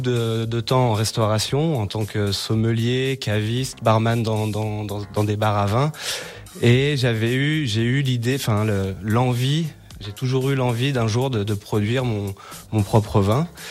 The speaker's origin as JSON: {"language": "French", "town": "Méribel", "region": "Auvergne-Rhône-Alpes", "country": "France", "tie": "born or raised there", "also_born_or_lived": "Frangy, Haute-Savoie", "moved": "yes", "said": "je suis originaire de, de de Méribel"}